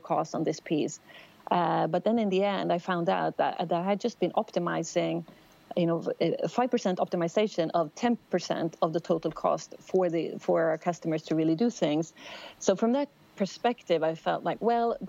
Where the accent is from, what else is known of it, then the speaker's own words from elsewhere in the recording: outside Stockholm, Stockholm County, Sweden; also born or lived in United States; I grew up outside Stockholm, Sweden.